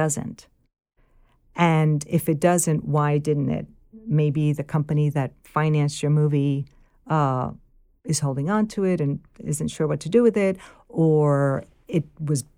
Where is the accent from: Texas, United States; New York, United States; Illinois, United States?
New York, United States; New York City; accent: Bronx / New York; I don't know that I have a Bronx accent, like a New York accent that much